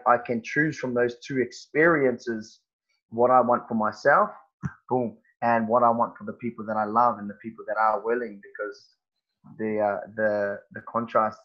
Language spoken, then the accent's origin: English; New Zealand; moved away as an adult; now in Perth, Australia; growing up in New Zealand